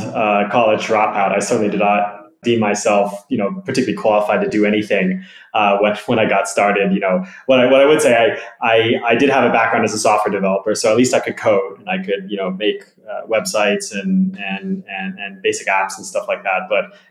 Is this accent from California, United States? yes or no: yes; California, United States; moved away; to have grown up in the US. I'm from California originally.